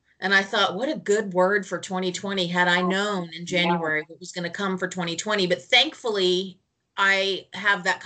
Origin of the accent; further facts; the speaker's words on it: Southern California, United States; now in North Carolina, United States; I'm currently in North Carolina, and I'm from Southern California